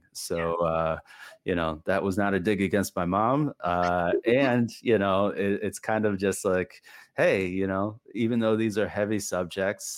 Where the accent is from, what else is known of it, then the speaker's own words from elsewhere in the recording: New Hampshire, United States; moved away; I am not biracial, but I grew up in New Hampshire.